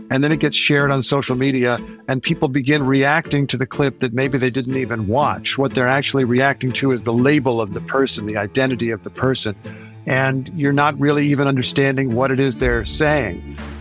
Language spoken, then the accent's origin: English; Indiana, United States; I grew up in Indiana